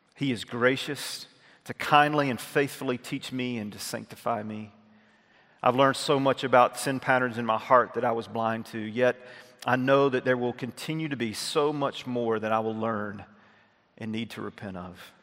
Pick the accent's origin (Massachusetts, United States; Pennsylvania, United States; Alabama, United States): Alabama, United States; North; moved away; I had gone back to my hometown in North Alabama, small town that I grew up